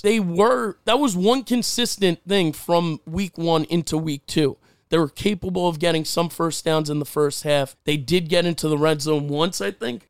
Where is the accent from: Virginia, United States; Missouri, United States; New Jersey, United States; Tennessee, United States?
New Jersey, United States; I'm from Jersey